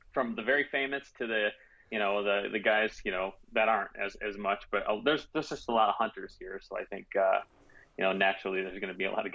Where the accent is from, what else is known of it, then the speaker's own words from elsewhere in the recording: Grand Rapids, Michigan, United States; also born or lived in Illinois / New Jersey; I was born in Michigan. My dad's a pastor, so we moved a bit as a kid. I spent some time in Illinois and in New Jersey growing up, but then moved back to Michigan, grew up here in the west side, just outside of Grand Rapids.